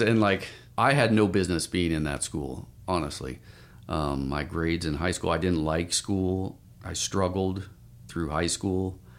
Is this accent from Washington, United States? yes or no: yes; Spokane, Washington, United States; moved away as an adult; now in Portland, United States; I grew up in, uh, Spokane, Washington